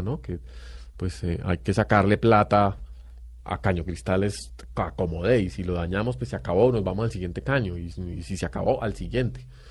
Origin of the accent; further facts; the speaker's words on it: Colombia; no vivimos en nuestro país, no nos enseñan geografía, no nos enseñan historia, no nos enseñan biología de Colombia